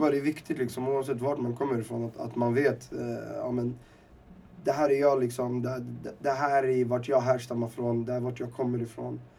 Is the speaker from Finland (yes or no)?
no; Temsamane, Oriental, Morocco; jag är från Timsemen heter det. Ehm, uppe i Rifbergen och, och jag är en del av, av ett folk. Eller vad man ska säga. Vi, vi är mezirer.